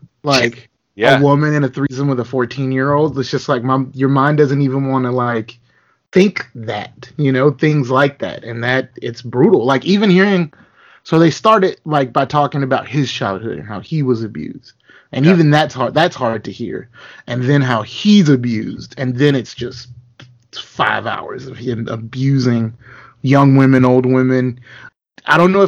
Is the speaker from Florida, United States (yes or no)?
yes; Lakeland, Florida, United States; growing up in Lakeland